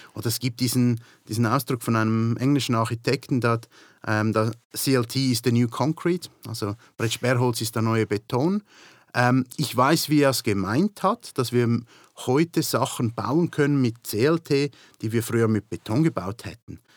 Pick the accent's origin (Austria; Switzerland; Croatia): Switzerland; moved away as an adult; now in United Kingdom; In der Schweiz, wo ich aufgewachsen bin